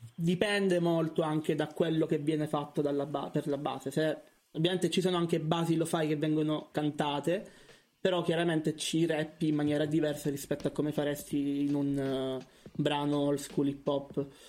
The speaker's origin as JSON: {"language": "Italian", "town": "Catania", "region": "Sicily", "country": "Italy", "moved": "as an adult", "lives_now": "Bologna, Italy", "said": "sono di Catania, eh, ma studio a Bologna da tre anni e mezzo"}